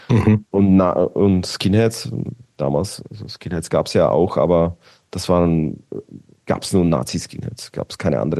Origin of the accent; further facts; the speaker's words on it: Bratislava, Bratislava Region, Slovakia; German is a second language; ich komme aus Bratislava, Petržalka, Petržalka war quasi wie Mazan, so ein Gebiet